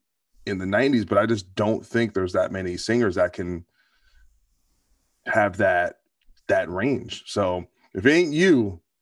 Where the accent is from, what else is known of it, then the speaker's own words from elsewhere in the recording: New Jersey, United States; I'm from New Jersey.